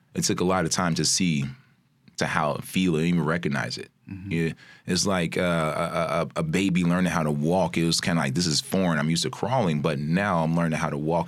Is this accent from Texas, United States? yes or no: no; Chicago, Illinois, United States; also born or lived in Maywood, Illinois; I'm born and raised in Chicago native, out, just outside of Maywood